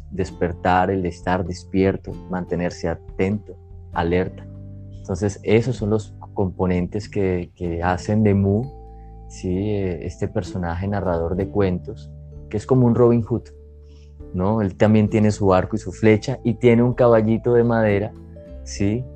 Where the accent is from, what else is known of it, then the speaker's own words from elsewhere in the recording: Cúcuta, Norte de Santander, Colombia; now in Barranquilla, Colombia; Nací en Cúcuta, norte de Santander y hace 20 años llegué a una hermosa ciudad del Caribe colombiano, Barranquilla